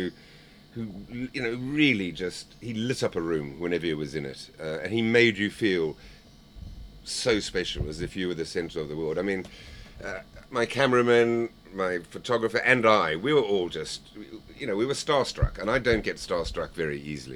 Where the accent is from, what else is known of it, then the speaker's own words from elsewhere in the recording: Zimbabwe; I was from Zimbabwe